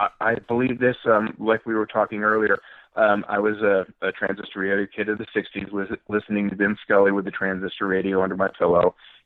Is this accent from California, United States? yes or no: yes; Fullerton, California, United States; also born or lived in Buena Park, California; I grew up in Southern California. As a youngster, I grew up in Buena Park, and then we moved to Fullerton, where I spent most of my youth.